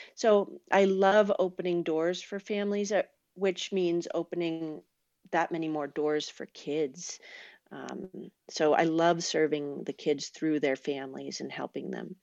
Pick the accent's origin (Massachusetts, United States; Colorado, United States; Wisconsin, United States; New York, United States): Massachusetts, United States; Boston; moved away as an adult; also born or lived in Vermont / Sacramento area, California; now in California, United States; I grew up in Boston, and then I went to school in Vermont